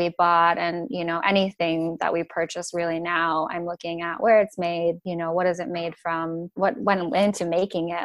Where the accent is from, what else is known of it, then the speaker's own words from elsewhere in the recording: Chicago, Illinois, United States; moved away as an adult; now in Oregon, United States; where I grew up in Chicago, it's not very mainstream